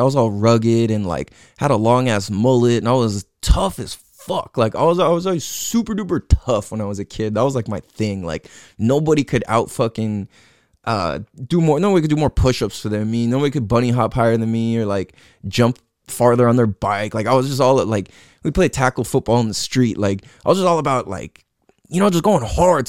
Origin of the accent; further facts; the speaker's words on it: San Diego, California, United States; also born or lived in Hawaii / Imperial Beach, California / Clairemont, San Diego; I grew up in San Diego, California, and grew up in Mira Mesa, Mecca Town